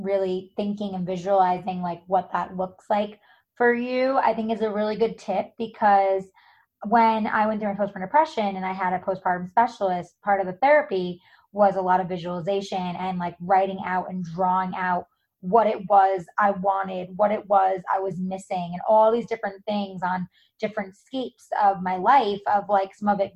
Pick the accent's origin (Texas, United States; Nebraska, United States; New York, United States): New York, United States; moved away as an adult; now in California, United States; I'm originally from New York. I moved out here over a decade ago